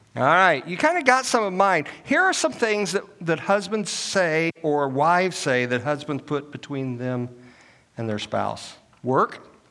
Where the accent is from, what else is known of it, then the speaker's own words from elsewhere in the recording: Illinois, United States; moved away as an adult; also born or lived in Oklahoma; now in Augusta, United States; I'm a northern boy. I was born and raised in Illinois